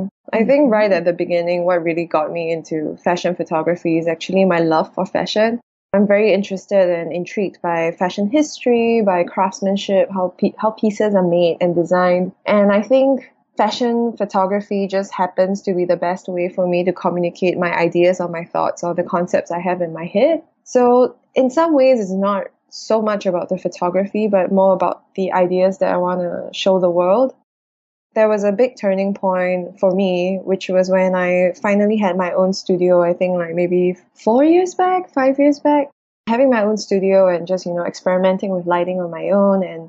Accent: Singapore; first language English; moved away as an adult; now in New York, United States; I'm a Singaporean photographer and also a director

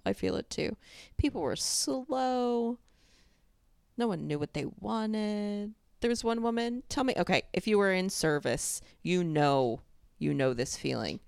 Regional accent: New York, United States; I grew up in New York

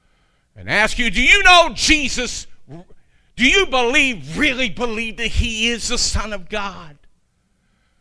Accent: Kentucky, United States; I'm from Kentucky

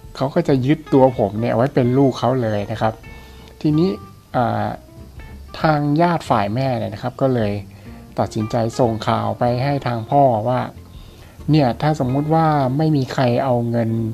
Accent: Thailand; ตัวผมเองเนี่ยเป็น เด็กที่เกิดในต่างจังหวัด

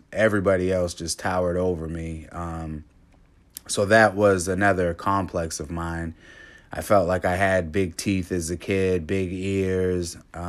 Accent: Cape Cod, Massachusetts, United States; Growing up in Cape Cod, I was the only black kid in my class till about sixth grade.

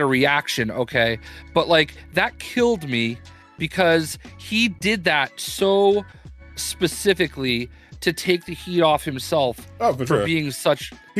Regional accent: North Carolina, United States; moved away; also born or lived in Boston; You know, I'm from North Carolina originally

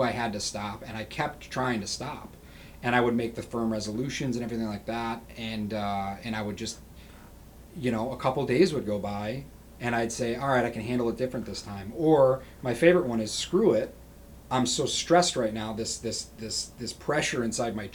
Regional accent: Rochester, New York, United States; moving back to my home city. I'm originally from Rochester, New York

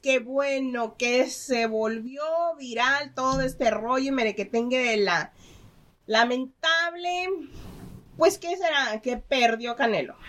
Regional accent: Mexico; yo soy mexicana

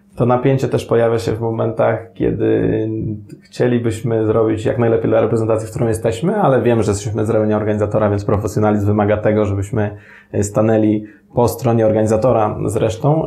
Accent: Sandomierz, Świętokrzyskie Voivodeship, Poland; also born or lived in Madeira; w moim Sandomierzu, skąd pochodzę

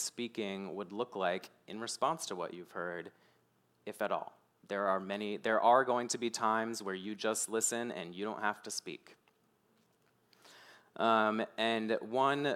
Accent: Mechanicsville, Virginia, United States; growing up in Mechanicsville

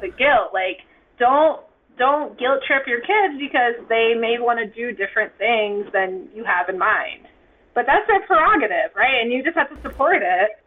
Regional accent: Ithaca, New York, United States; now in New York City, United States; I am from Ithaca, New York, but I have been living in New York City for quite some time

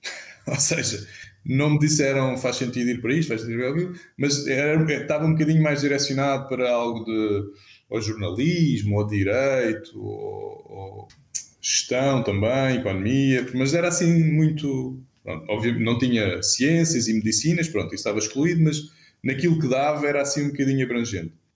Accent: Cascais, Lisbon, Portugal; now in Lisbon, Portugal; nasci em Cascais, onde vivi uh, toda a minha infância, juventude e, e, mesmo, e só saí de Cascais, aos, se não me engano, aos 27.

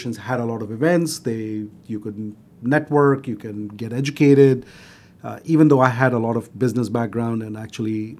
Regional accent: Delhi, India; moved away as an adult; now in United States; I grew up in Delhi, which is a capital

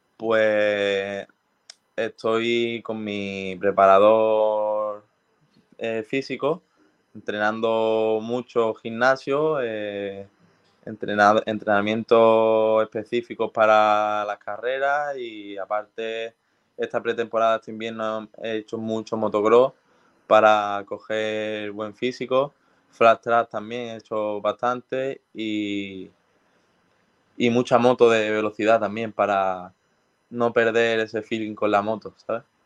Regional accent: Spain; siendo español

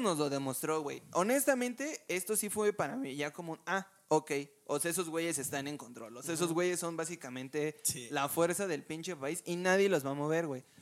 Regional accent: Mexico

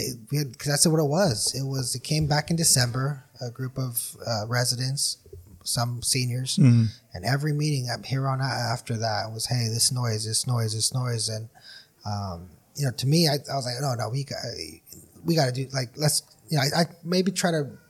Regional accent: Brawley, California, United States; we're all from Brawley.

